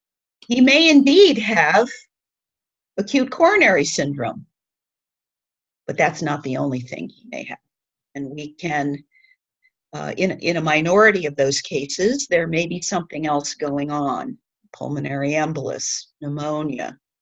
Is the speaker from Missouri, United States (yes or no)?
yes; Kirkwood, Missouri, United States; I'm a recovering Midwesterner. I moved here from Kirkwood, Missouri.